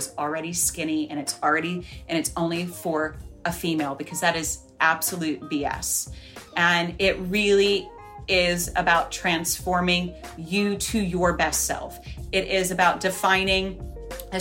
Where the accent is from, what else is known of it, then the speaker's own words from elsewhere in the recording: Moundsville, West Virginia, United States; moved away as an adult; also born or lived in New York City; my hometown of Moundsville, West Virginia